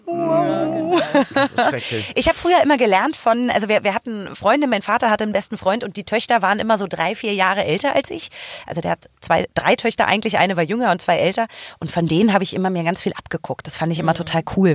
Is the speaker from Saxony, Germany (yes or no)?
no; Berlin, Germany; ich bin in so quasi Nähe Kudamm geboren, born and raised am Kudamm